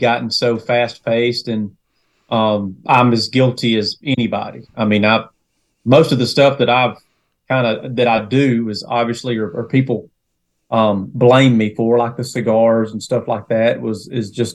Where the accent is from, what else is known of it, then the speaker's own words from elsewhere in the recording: Northwest Georgia, United States; From Northwest Georgia, born and raised, kind of shuffled around a little bit in that area of Northwest Georgia